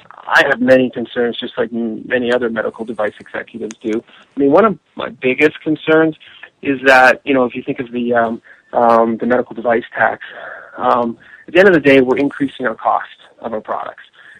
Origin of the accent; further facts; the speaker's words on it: Canada; moved away as an adult; also born or lived in Vancouver, British Columbia / Washington, D.C. / Denver; now in United States; I'm originally from Canada, so I've been living in the U.S. for about 10 years